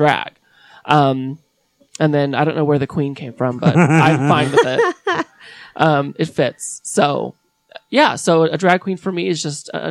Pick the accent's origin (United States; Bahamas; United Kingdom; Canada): United States; South Jordan, Utah; I grew up in South Jordan, down south. Went to Bingham High, class of 2004